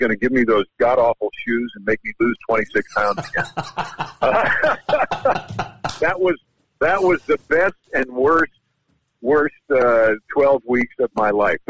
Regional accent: New York, United States; now in Louisiana, United States; I'm from New York

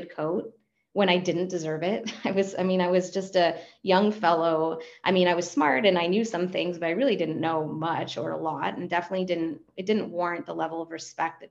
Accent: Argentina; first language Spanish; English is a second language; also born or lived in Los Angeles; now in United States; And I'm a native Spanish speaker. I'm from Argentina originally. I'm an immigrant

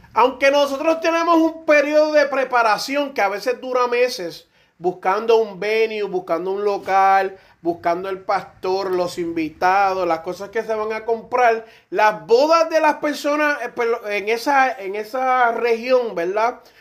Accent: Puerto Rico; aquí casi todos somos puertorriqueños

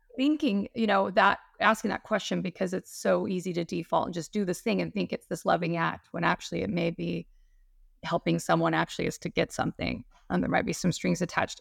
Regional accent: Utah, United States; now in Hawaii, United States; I'm from Utah

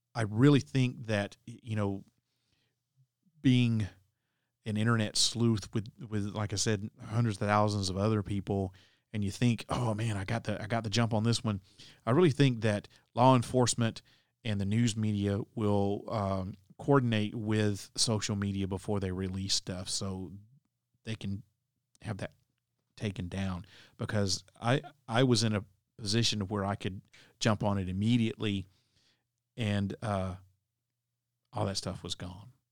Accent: Tennessee, United States; my home state of Tennessee

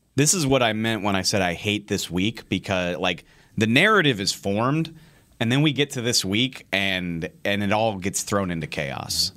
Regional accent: New Orleans, Louisiana, United States; I grew up in New Orleans

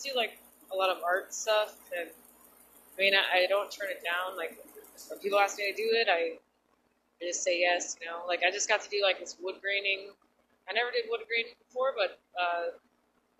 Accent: Pennsylvania, United States; now in Los Angeles, United States; I'm from Pennsylvania.

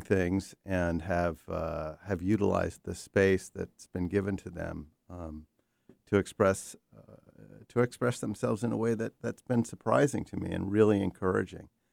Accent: New York, United States; born or raised there

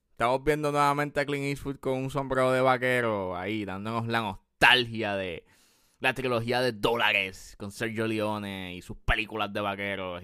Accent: Puerto Rico

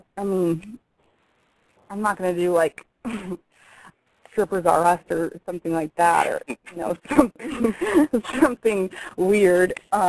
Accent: Midwest, United States; I am from the Midwest. I do have, like, those Midwest PTA mom values.

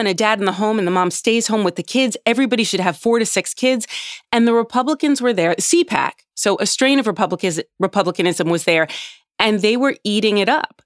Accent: United States; as an American

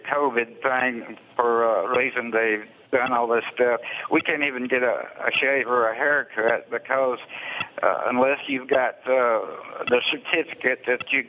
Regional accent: Alabama, United States; I'm from Alabama

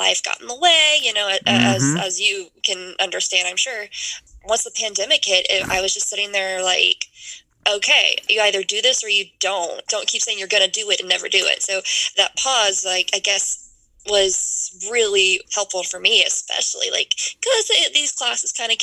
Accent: Lake Charles, Louisiana, United States; moved away as an adult; now in Dallas, United States; I was born and raised in Louisiana.

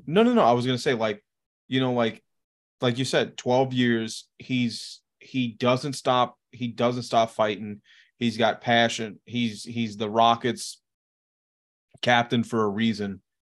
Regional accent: Louisiana, United States; It's not in Louisiana, but it's, it's pretty close. It's about an hour outside of my hometown.

